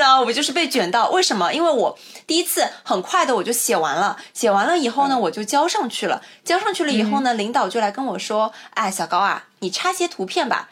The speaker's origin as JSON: {"language": "Chinese", "country": "China", "said": "这个许愿就是我们中国人自己家的一个 traditional 的环节"}